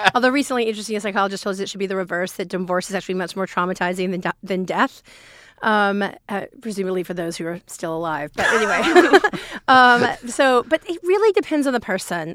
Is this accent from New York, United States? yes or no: no; rural Alabama, United States; I grew up in the South, in the, in rural Alabama